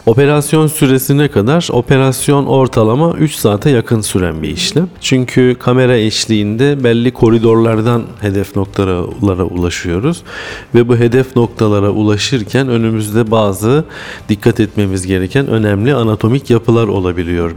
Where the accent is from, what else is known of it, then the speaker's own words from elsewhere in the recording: Samsun, Turkey; also born or lived in Bursa; ben Samsunluyum. 1975 doğumluyum. İlkokul, ortaokul, lise ve üniversite üniversiteyi Samsun'da bitirdim.